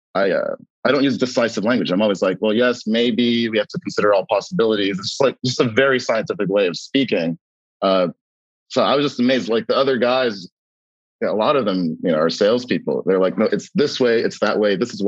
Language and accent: English; New York City, New York, United States; accent: American; I grew up near Costars Bialy's on Grand Street